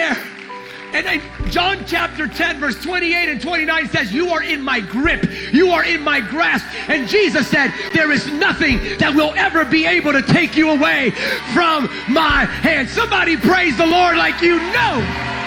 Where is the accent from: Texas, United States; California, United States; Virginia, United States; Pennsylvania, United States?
Pennsylvania, United States; moved away; I'm originally from Pennsylvania